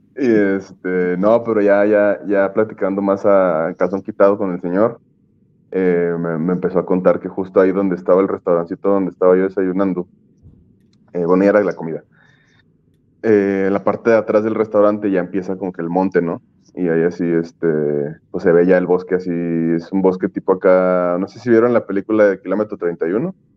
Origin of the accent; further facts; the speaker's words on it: Mexico City, Mexico; moved away; mi ciudad de origen, que es la Ciudad de México